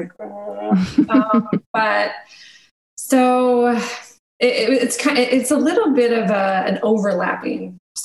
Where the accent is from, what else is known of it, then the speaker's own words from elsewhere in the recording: Missouri, United States; I'm from Missouri, and there was a school about an hour and a half away from where I grew up